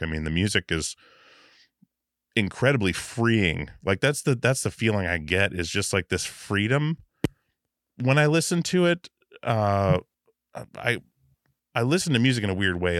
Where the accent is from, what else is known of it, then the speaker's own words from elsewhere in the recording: Alaska, United States; I grew up in Alaska